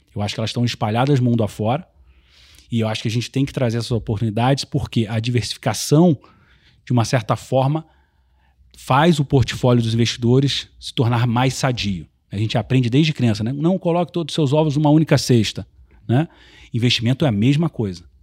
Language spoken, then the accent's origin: Portuguese; Rio de Janeiro, Brazil; now in São Paulo, Brazil; como um bom carioca